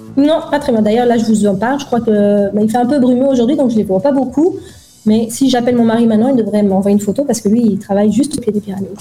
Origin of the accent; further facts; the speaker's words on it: Belgium; moved away as an adult; also born or lived in Dubai, United Arab Emirates; quand on a quitté la Belgique et qu'on s'est installé à Dubaï